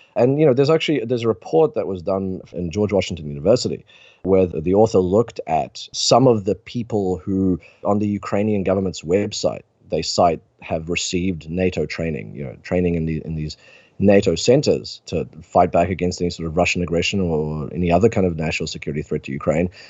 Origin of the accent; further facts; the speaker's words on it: New Zealand; my home country of New Zealand